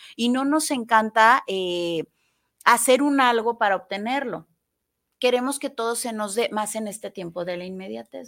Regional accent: Mexico; soy mexicana y me encanta ser mexicana

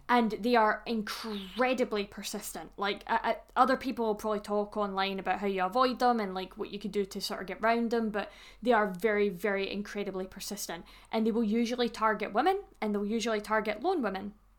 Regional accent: Scotland, United Kingdom; me being Scottish, obviously, as I am

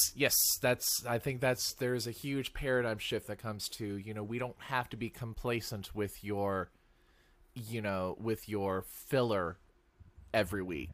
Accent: Seattle, Washington, United States; I'm from Seattle

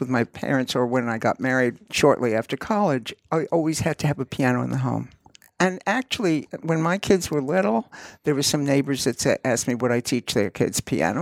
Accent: New York City, New York, United States; I grew up in Queens

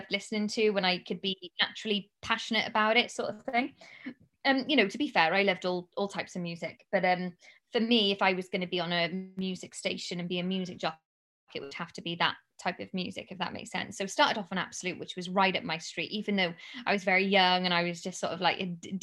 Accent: Cardiff, Wales, United Kingdom; moved away as an adult; also born or lived in London; to broadcast to my hometown

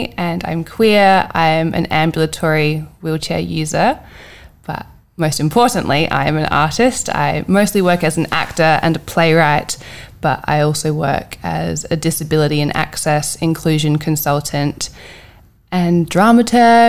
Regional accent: Hallett Cove, South Australia, Australia; I grew up in Hallett Cove

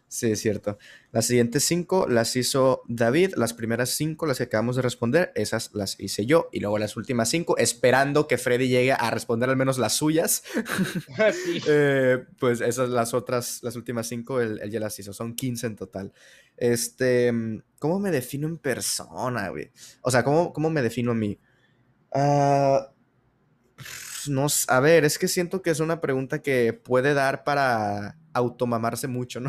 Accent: Sinaloa, Mexico; yo soy de Sinaloa

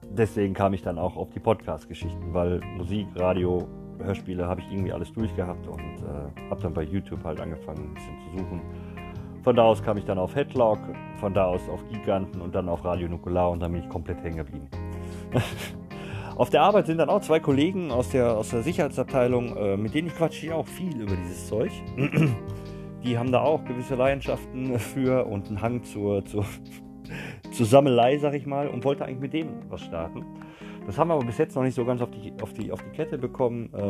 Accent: Gelsenkirchen, North Rhine-Westphalia, Germany; Ach, habe ich erwähnt, dass ich aus Gelsenkirchen komme? Nein, habe ich gar nicht, ne? Ich komme aus Gelsenkirchen, Leute.

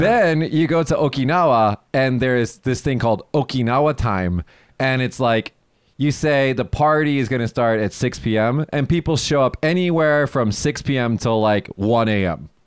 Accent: United States; also born or lived in Japan; now in Kagoshima, Japan; I am American and Japanese

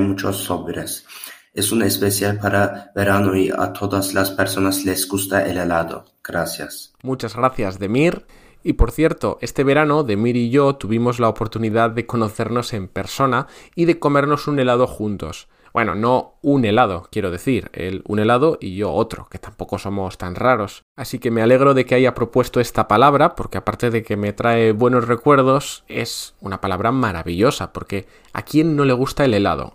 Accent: near Bilbao, Basque Country, Spain; En Bilbao, en la ciudad que hay al lado de mi pueblo

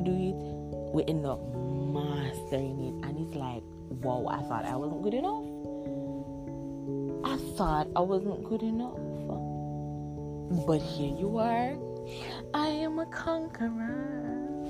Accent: Jamaica; we're Jamaicans, you don't know, we come from the Caribbean

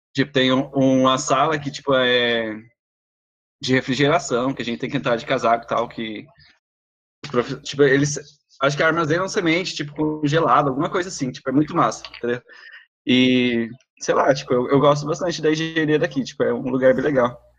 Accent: Laguna Carapã, Mato Grosso do Sul, Brazil; eu sou de Laguna Carapã, uma cidadezinha aqui no Mato Grosso do Sul

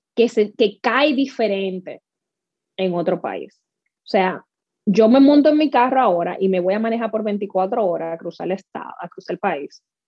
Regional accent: Dominican Republic; now in North Carolina, United States; Yo me crié en República Dominicana

